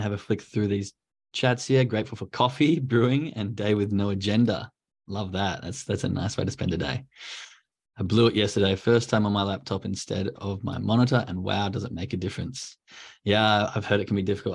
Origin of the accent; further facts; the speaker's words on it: Australia; now in Germany; as an Aussie, a white Christmas is a nice kind of different feel